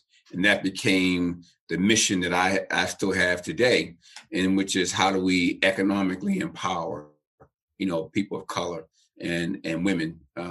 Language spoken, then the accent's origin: English; Baltimore, Maryland, United States; I was raised in Baltimore City in the projects